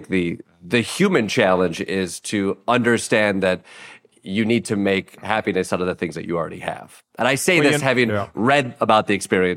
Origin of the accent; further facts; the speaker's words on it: Kalamazoo, Michigan, United States; I grew up in Kalamazoo